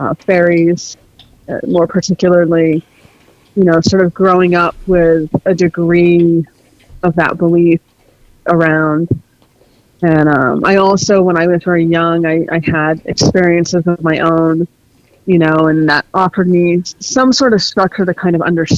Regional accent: Maine, United States; I live in the Northeast USA. I was born in Maine originally, so I grew up there. It's this interesting place to grow up.

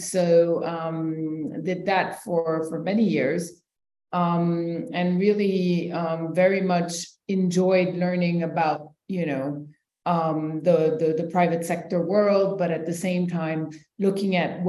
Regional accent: Senegal; also born or lived in New York, United States / Ivory Coast / Switzerland; I'm currently the executive director of Speak Up Africa. I was born in New York. My parents are Senegalese American. I spent some time there before moving back to Senegal, then lived in Ivory Coast.

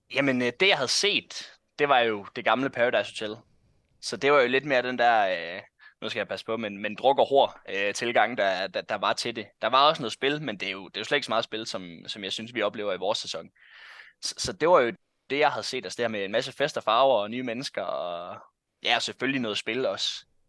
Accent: North Jutland, North Denmark Region, Denmark

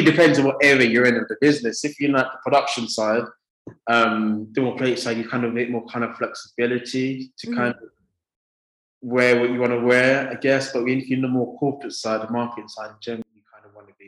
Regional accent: London, United Kingdom; moved away as an adult; now in Essex, United Kingdom; I grew up in Southeast London

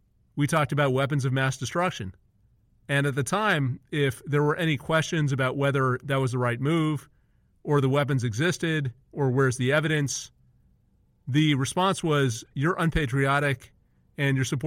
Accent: India; moved away; I'm originally from India

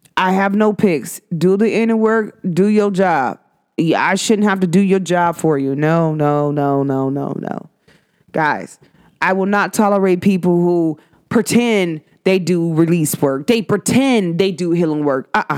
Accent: United States; even as an American

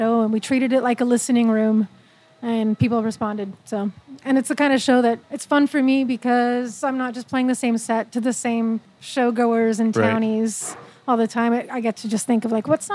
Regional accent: Manitoba, Canada; moved away; growing up in Manitoba, it was always very traditional food. We were farmers

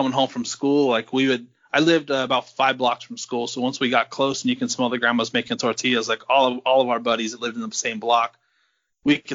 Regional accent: Vallejo, California, United States; now in Napa, United States; Born and raised in Vallejo, California

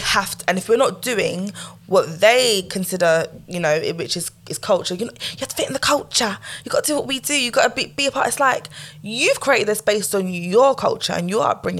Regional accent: Jamaica; Like, and I'm like, I'm Jamaican, bruv.

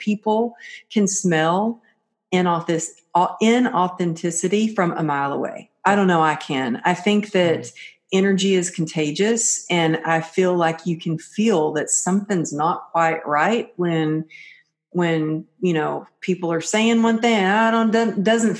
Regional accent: Texas, United States; growing up in Texas, I really grew up where when we told somebody we were going to do something, we did it.

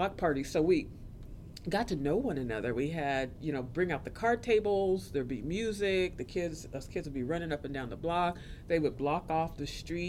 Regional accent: Topeka, Kansas, United States; also born or lived in Brooklyn, New York; Growing up in Topeka was. I mean it. It was interesting.

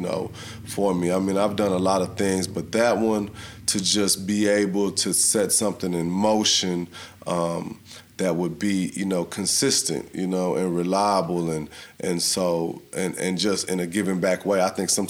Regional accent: San Antonio, Texas, United States; originally from, you know, grew up in San Antonio

